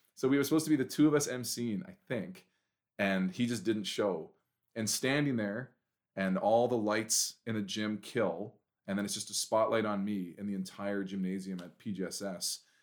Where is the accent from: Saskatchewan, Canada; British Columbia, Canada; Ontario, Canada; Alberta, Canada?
British Columbia, Canada; Prince George; I'm born and raised in Prince George.